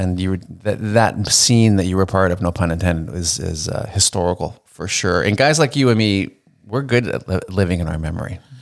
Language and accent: English; Canada; a Canadian musician coming up